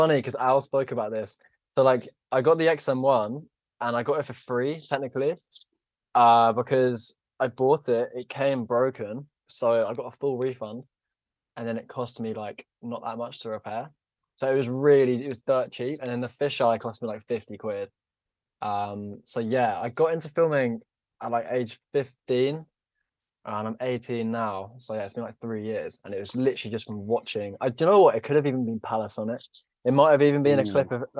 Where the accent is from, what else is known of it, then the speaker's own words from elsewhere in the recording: Tunbridge Wells, South East England, United Kingdom; I'm from Tunbridge Wells, which is in Kent